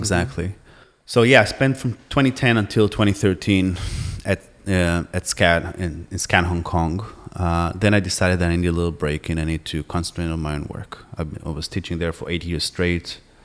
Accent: Jerusalem, Jerusalem District, Israel; moved away as an adult; also born or lived in New York / Boston; I grew up in Jerusalem

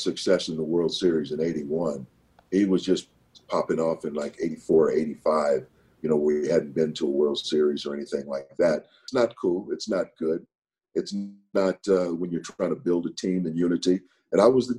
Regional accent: St. Paul, Minnesota, United States; moved away as an adult; also born or lived in San Diego / New York; Growing up in St. Paul, Minnesota in the 50s and 60s

